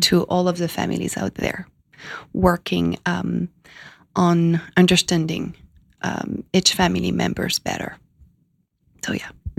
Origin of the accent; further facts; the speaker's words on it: France; moved away as an adult; also born or lived in Miami / California; now in New York, United States; I was born in France 33 years ago.